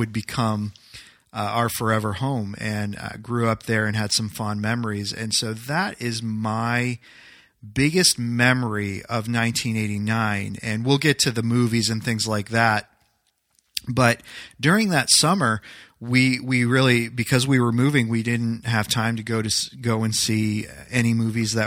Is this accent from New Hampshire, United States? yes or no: yes; Loudon, New Hampshire, United States; also born or lived in Manchester, New Hampshire; We used to live in Manchester, New Hampshire, and we moved from Manchester, New Hampshire, 45 minutes away, to Loudoun, New Hampshire